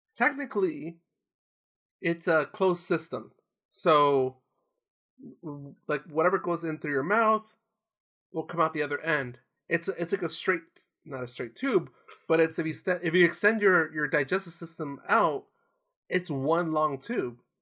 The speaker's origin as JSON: {"language": "English", "area": "Orange County", "region": "California", "country": "United States", "tie": "born or raised there", "said": "I grew up in here, I grew up in Orange County"}